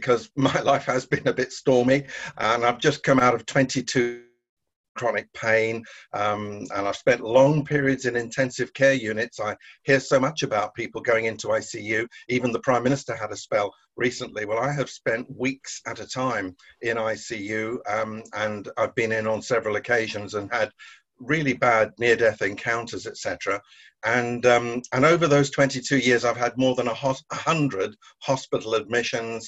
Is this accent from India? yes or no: no; Guernsey; I was born and brought up in Guernsey in the Channel Islands.